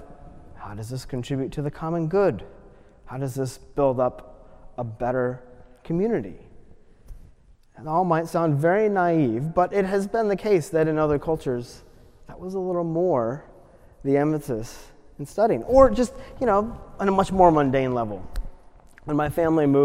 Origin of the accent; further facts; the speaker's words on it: United States; as an American